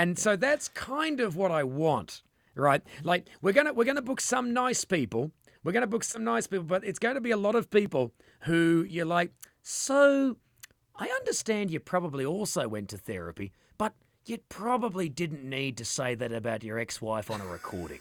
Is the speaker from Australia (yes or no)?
yes; Western Australia, Australia; we're from Western Australia